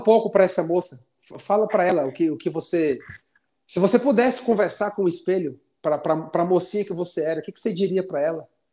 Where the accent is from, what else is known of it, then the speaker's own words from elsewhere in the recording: Fortaleza, Ceará, Brazil; now in Curitiba, Brazil; lá para minha terra, para Fortaleza